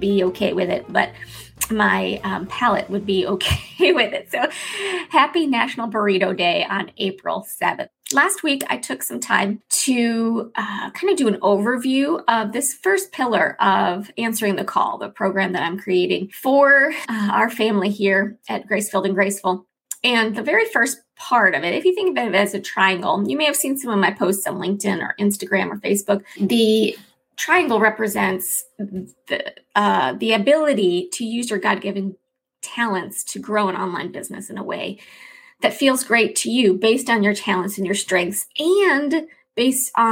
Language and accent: English; Chicago, Illinois, United States; moved away; I'm from Chicago, the Chicago area, and so although I never had deep dish pizza in Chicago, when I lived in Chicago, the Chicago area, we call it Chicagoland